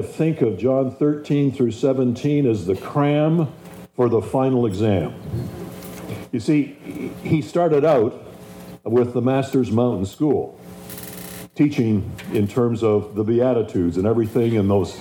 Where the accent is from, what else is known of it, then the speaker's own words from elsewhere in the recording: Canada; moved away; also born or lived in Spring Arbor / Virginia Beach; make me feel at home as a Canadian